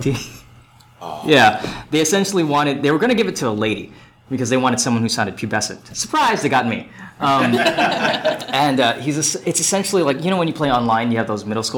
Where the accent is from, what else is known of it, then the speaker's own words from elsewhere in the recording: Hawaii, United States; now in Texas, United States; I'm from Hawaii